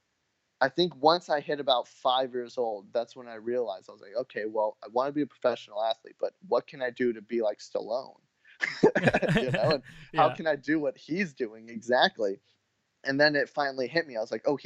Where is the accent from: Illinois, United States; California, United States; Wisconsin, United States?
California, United States; Orange County; also born or lived in Los Angeles, California; I was born in LA, but I grew up in Orange County